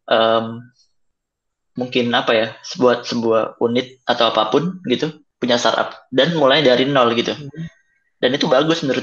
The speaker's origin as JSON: {"language": "Indonesian", "region": "Java", "country": "Indonesia", "said": "ya kan gue orang Jawa juga"}